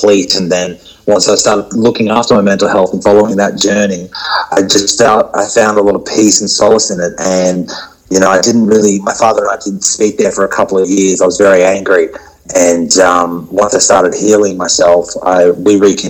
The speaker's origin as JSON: {"language": "English", "town": "Brisbane", "region": "Queensland", "country": "Australia", "tie": "born or raised there", "said": "I was born in Brisbane, and I was raised in a very Western sort of culture."}